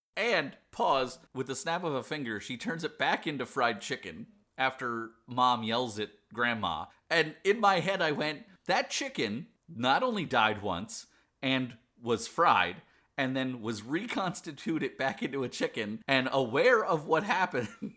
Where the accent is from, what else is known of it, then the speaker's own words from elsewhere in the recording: Pennsylvania, United States; I'm from Pennsylvania as well